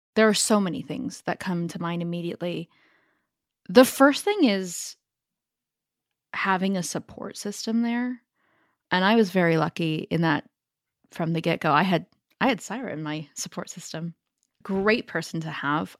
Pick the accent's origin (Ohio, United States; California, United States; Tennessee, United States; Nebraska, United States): California, United States; Silicon Valley; accent: Northern California; moved away as an adult; also born or lived in Paris, France; now in London, United Kingdom; I grew up in the Silicon Valley, born and raised.